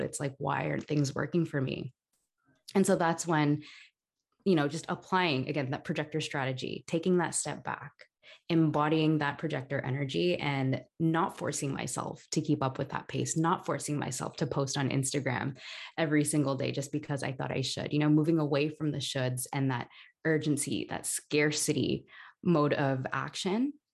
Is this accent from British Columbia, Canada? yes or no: no; Toronto, Ontario, Canada; now in Barcelona, Spain; I'm originally from Toronto, Canada, um, but I'm currently living in Barcelona